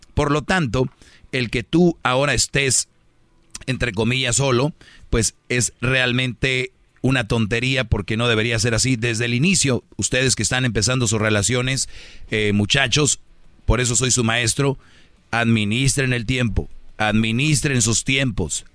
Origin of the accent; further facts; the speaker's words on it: Monterrey, Nuevo León, Mexico; en Monterrey, de donde soy yo